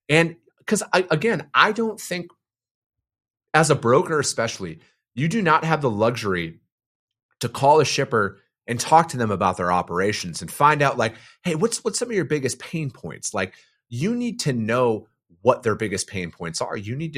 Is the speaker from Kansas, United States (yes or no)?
no; northern Wisconsin, United States; I'm from a typical working class family in northern Wisconsin. You know, my dad, I come from a family of truck drivers